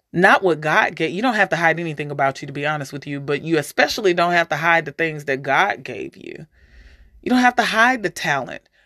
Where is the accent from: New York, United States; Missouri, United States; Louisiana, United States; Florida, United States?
Missouri, United States; St. Louis; also born or lived in Alaska; growing up in Saint Louis